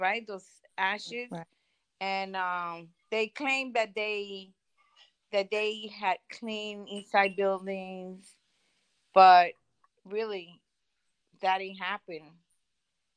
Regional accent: New York City, New York, United States; as a New Yorker, I'm very proud of being a New Yorker

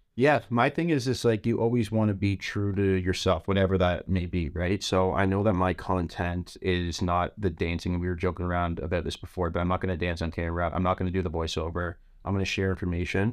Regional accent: Toronto, Ontario, Canada; I'm a kid from Scarborough

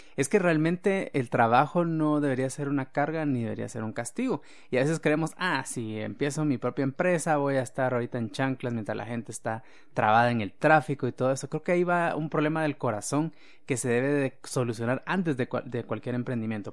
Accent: Guatemala; como guatemaltecos y latinoamericanos

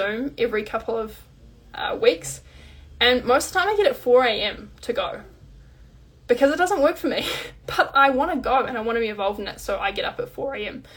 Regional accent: New Zealand; I'm New Zealander

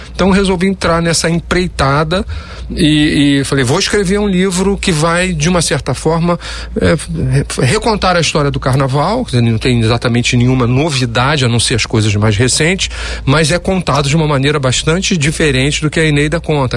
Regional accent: Rio de Janeiro, Brazil; brincar assim com a minha família nas ruas da Tijuca, que eu fui criado lá, no Andaraí

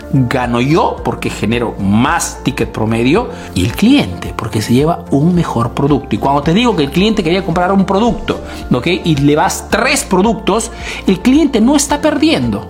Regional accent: Peru; now in Italy

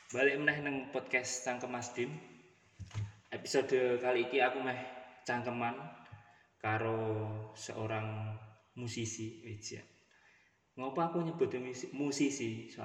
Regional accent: Purwodadi, Central Java, Indonesia; saya terutama saya itu dari Purwodadi ya benar Mungkin benar beberapa orang nggak tahu hmm. Purwodadi hmm. itu salah satu kota di sebelah utara kota Semarang

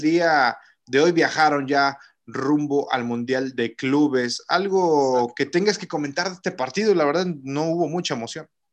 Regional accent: Tampico, Tamaulipas, Mexico; also born or lived in Argentina; soy de acá de Tampico.

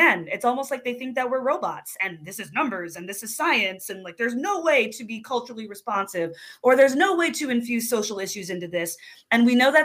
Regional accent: New Jersey, United States; now in Pacific Northwest, United States; I grew up in New Jersey

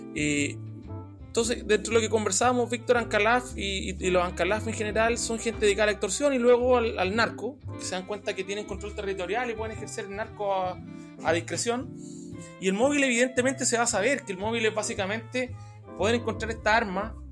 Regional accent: Chile; nosotros como chilenos

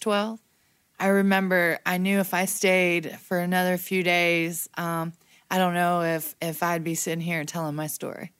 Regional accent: New Smyrna Beach, Florida, United States; moved away as an adult; now in Asheville, United States; I love my hometown, New Smyrna Beach

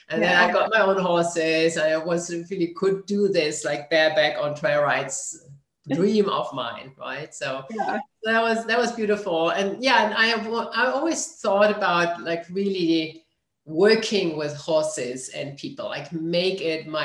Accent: Germany; moved away; I grew up in Germany.

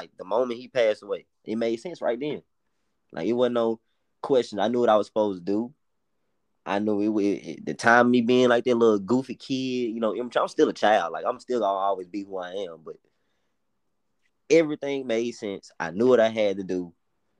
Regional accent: Memphis, Tennessee, United States; accent: Memphis; our Memphis accents

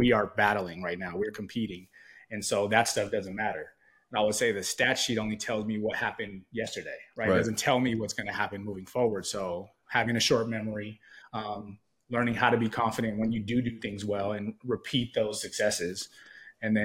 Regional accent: Los Angeles, California, United States; I was born and raised in Los Angeles.

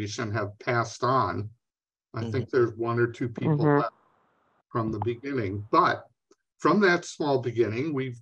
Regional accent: New York, United States; now in Minnesota, United States; I grew up in New York State, but I've been in Minnesota for 50 years

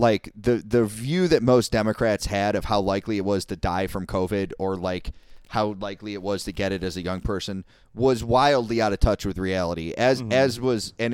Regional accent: United States; I'm American

